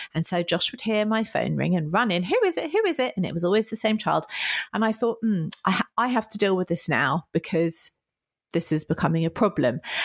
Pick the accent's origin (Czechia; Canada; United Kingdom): United Kingdom; I am so British